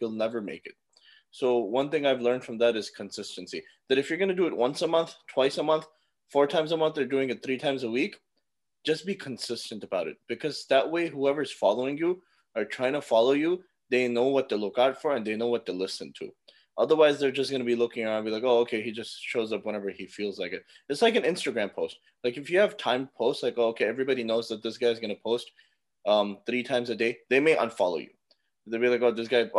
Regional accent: North Carolina, United States; I'm from North Carolina. I was born and raised here. I live near Charlotte in a town called Gastonia.

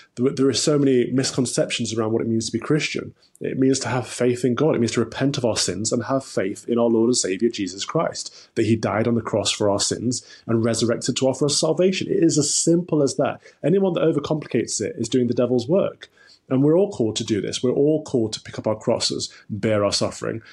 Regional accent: Nottingham, East Midlands, United Kingdom; I grew up in the Midlands, in, um, Nottingham, Robin Hood country in, in Nottinghamshire

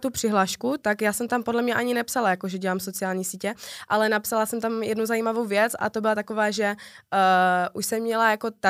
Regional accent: Ostrava, Moravian-Silesian Region, Czechia; Já jsem hrdá ostravačka.

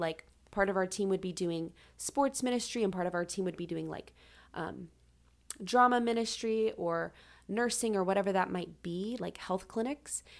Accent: Charlotte, North Carolina, United States; moved away as an adult; now in Lynchburg, United States; I am from Charlotte, North Carolina.

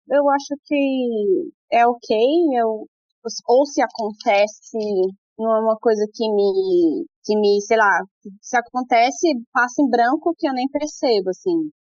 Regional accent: Brazil; moved away as an adult; also born or lived in Sydney, Australia / Mandurah, Australia; now in Perth, Australia; Eu não sou indiana, não, eu sou do Brasil.

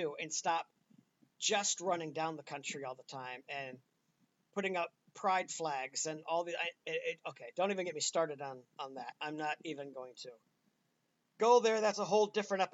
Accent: United States; I'm an American

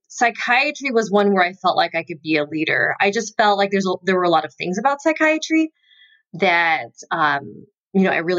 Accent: North Carolina, United States; born there; So, I was born in North Carolina.

